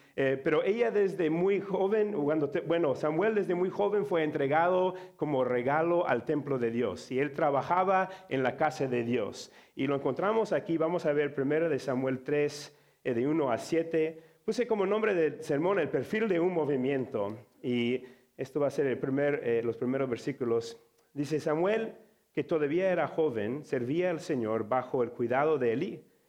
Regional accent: Mexico; accent: Mexican; now in Chicago, United States; yo tengo un acento mexicano

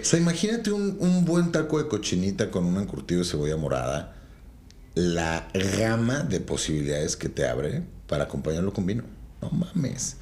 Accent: Mexico

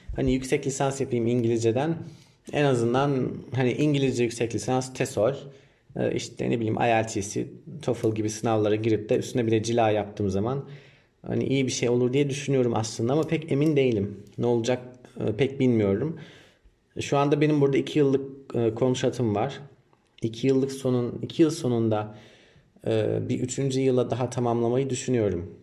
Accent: Ankara, Turkey; moved away as an adult; also born or lived in Giresun; now in Vietnam; 1992 Ankara doğumluyum.

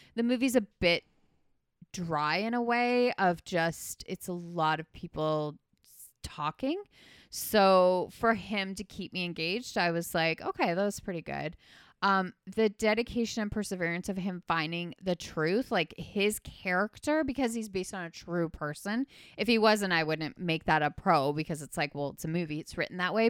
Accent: Canada; not familiar to me as a Canadian

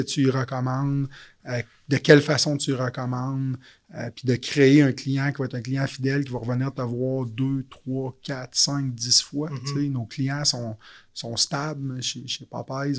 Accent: Quebec City, Quebec, Canada; moved away as an adult; also born or lived in Montreal; je suis originaire de la ville de Québec. Je déménagé à Montréal à l'époque.

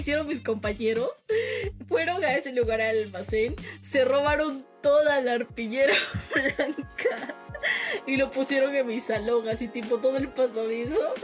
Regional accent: Cusco, Peru; como buenos peruanos

